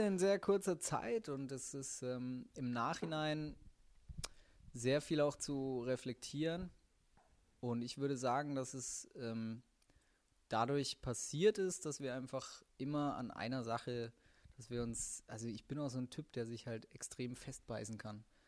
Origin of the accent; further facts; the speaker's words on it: Middle Franconia, Bavaria, Germany; now in Cologne, Germany; Ursprünglicher Franke aus Mittelfranken, Hilbertstein, Nürnberg